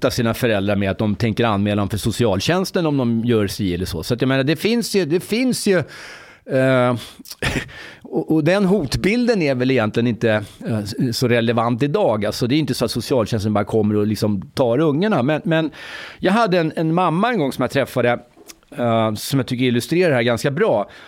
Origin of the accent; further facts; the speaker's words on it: Egypt; now in Sweden; jag kommer från Egypten förresten.